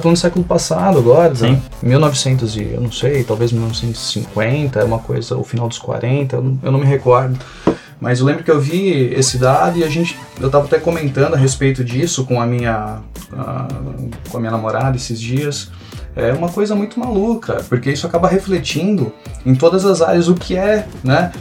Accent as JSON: {"language": "Portuguese", "region": "São Paulo", "country": "Brazil", "moved": "as an adult", "lives_now": "Rio Grande do Sul, Brazil", "said": "sou de São Paulo, estou morando aqui no Rio Grande do Sul desde 2019."}